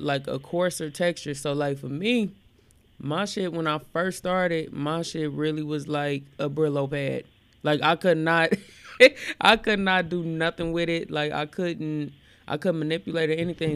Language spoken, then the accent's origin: English; Gary, Indiana, United States; born or raised there; also born or lived in Elkhart, Indiana